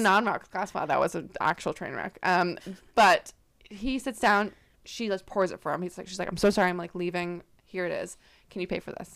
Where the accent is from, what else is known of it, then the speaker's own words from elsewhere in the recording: Canada; I'm from Canada